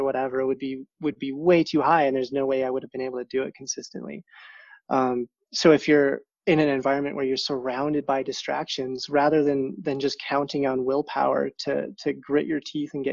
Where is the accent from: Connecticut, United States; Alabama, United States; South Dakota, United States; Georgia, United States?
South Dakota, United States; moved away as an adult; I grew up in South Dakota